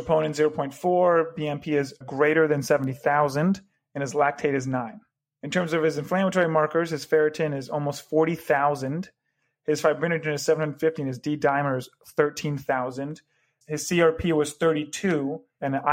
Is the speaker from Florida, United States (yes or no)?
yes; Florida, United States; also born or lived in Chicago; now in Cleveland, United States; I'm from Florida originally